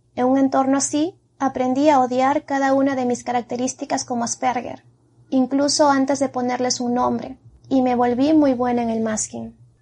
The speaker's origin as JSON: {"language": "Spanish", "country": "Peru", "said": "Soy peruana, tengo 31 años"}